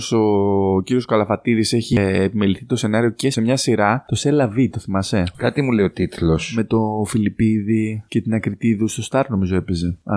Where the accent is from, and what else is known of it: Kato Achaia, Western Greece, Greece